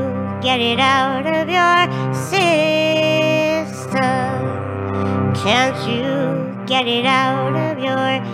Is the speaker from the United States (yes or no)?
yes; Duluth, Minnesota, United States; I am from Duluth, Minnesota